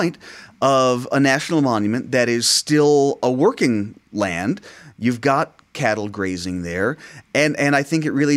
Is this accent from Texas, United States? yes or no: no; Arizona, United States; me growing up in Arizona